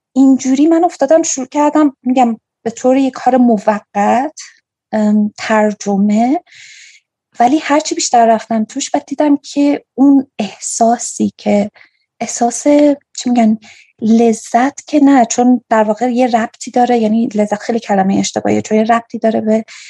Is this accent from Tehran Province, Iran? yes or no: no; Kerman, Kerman Province, Iran; also born or lived in Bam; now in Afghanistan; من کرمانی هستم